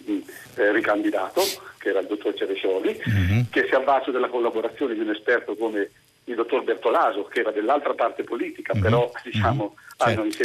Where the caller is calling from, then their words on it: Civitanova Marche, Marche, Italy; siamo da Civitanova Marte.